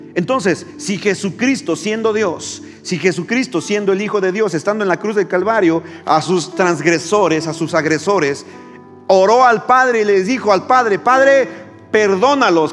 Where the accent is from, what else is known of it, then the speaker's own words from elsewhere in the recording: Mexico; los que eh, nacimos en México o en América Latina eh, estamos muy familiarizados con el Padre Nuestro